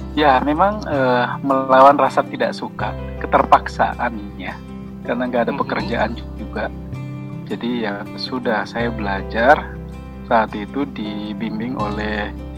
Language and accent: Indonesian; Makassar, South Sulawesi, Indonesia; moved away as an adult; now in Jakarta, Indonesia; saya dari Makassar dari ujung Pandang